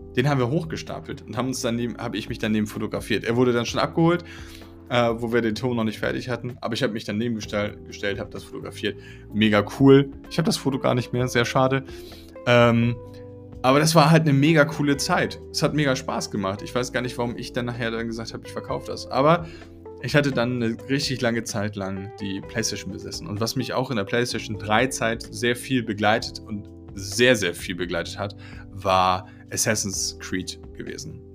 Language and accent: German; Schleswig, Schleswig-Holstein, Germany; sind wir nach äh, Schleswig gezogen, in, in, den Norden. Und dort bin ich groß geworden